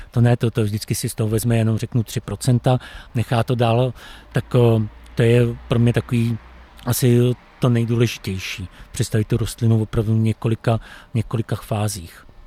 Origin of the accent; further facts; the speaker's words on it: Czechia; jsem Čech